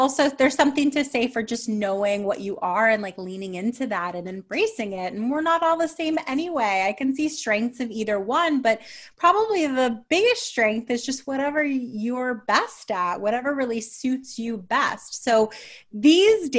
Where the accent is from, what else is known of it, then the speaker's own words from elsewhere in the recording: New York, United States; I'm a New Yorker